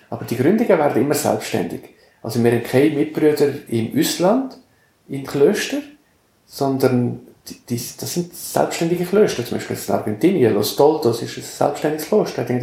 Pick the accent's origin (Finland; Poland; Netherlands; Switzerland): Switzerland; Valais; Und ich bin ein Gommer, also im Gommers aufgewachsen, und wir sind ein Langlaufparadies.